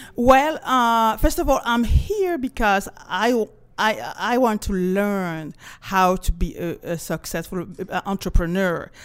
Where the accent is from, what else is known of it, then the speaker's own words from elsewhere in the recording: Cameroon; also born or lived in France; now in Los Angeles, United States; I was, uh, born and raised in Cameroon